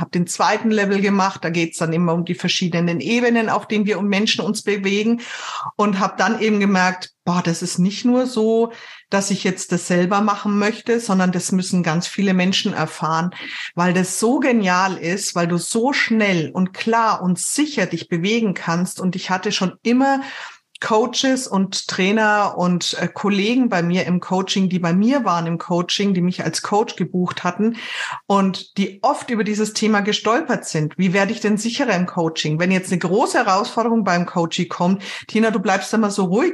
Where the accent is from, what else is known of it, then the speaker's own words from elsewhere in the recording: Germany; bei uns in Deutschland